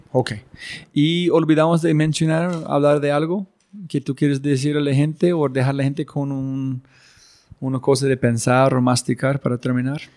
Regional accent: United States; moved away; yo ser gringo y mi esposa colombiana

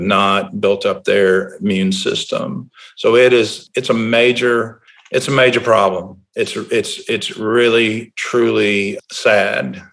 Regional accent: Tuscaloosa, Alabama, United States; I was born and raised in Tuscaloosa

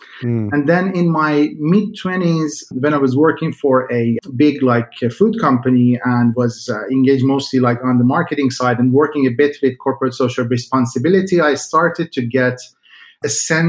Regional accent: Iran; now in Sweden; I come from a landowner family. So basically, we had a lot of different farmlands on my father's side.

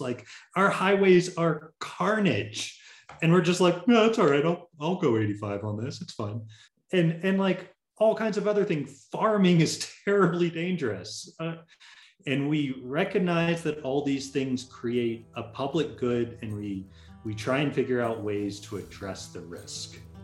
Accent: Tallahassee, Florida, United States; I'm originally from Tallahassee, Florida

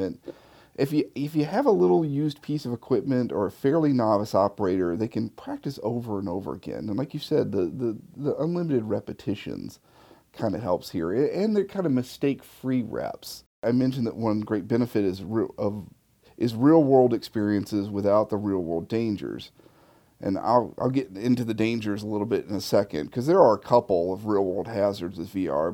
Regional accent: Memphis, Tennessee, United States; my hometown of Memphis, Tennessee

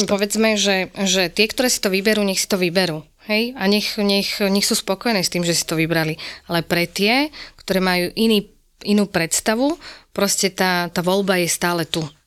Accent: Spišská Nová Ves, Košice Region, Slovakia; som teda zo Spišskej Novej Vsi

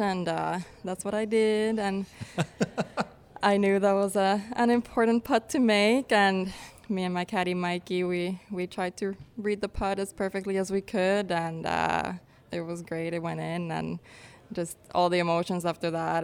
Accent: Finland; moved away as an adult; also born or lived in New York / Florida; now in San Diego, United States; I grew up in Finland. Uh, we moved back when I was four.

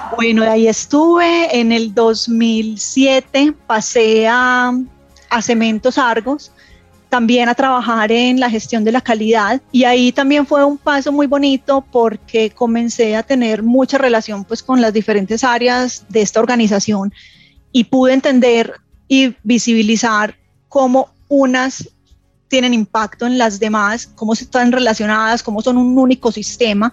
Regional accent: Medellín, Antioquia, Colombia; yo soy de Medellín. Eh, crecí en una familia tradicional antioqueña

